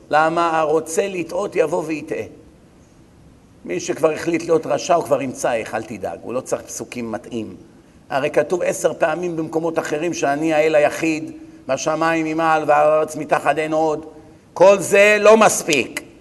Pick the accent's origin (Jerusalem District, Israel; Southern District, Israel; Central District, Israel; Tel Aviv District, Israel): Tel Aviv District, Israel; Bat Yam; אני גדלתי פה, אני מכיר את העיר